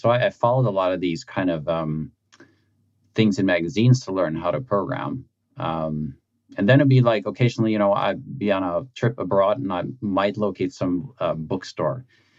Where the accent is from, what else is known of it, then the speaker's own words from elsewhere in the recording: Norway; I grew up in a kind of small town, blue collar kind of industrial town, where my memories of kind of growing up is a bit like just all the factories